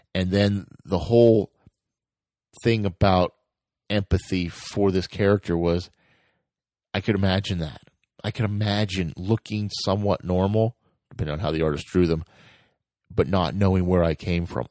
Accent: United States; I'm from America

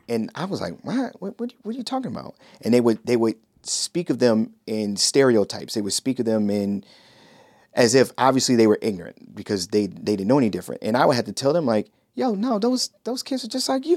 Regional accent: Shaker Heights, Ohio, United States; I grew up in Shaker Heights, Ohio

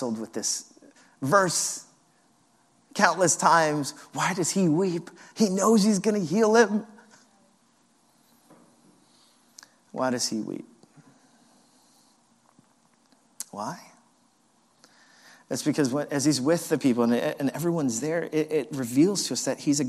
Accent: New York, United States; as a New Yorker

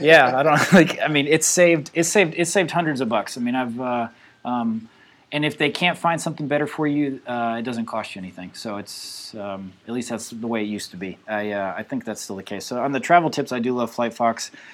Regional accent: United States; moved away; as an American

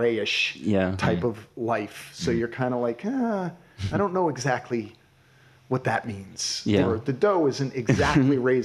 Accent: New Jersey, United States; moved away as an adult; also born or lived in New York City; now in San Francisco, United States; growing up in New Jersey

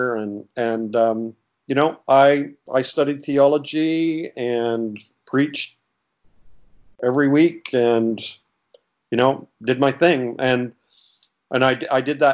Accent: Canada; also born or lived in Toronto area / Springfield, Missouri; I'm from Canada, so I live in Canada. And I was in the Toronto area.

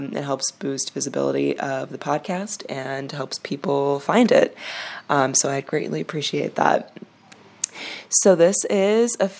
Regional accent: Chicago, Illinois, United States; moved away as an adult; now in Yerevan, Armenia; I'm from Chicago

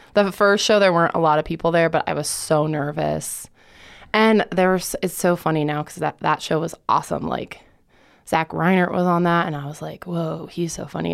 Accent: Lakewood, Colorado, United States; also born or lived in Boulder, Colorado; I was born in Boulder, but my parents got divorced when I was two or three, and so I grew up in Lakewood

